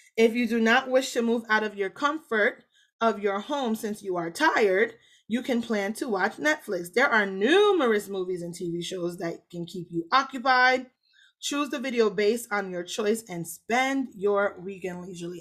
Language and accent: English; Jamaica; I'm so Jamaican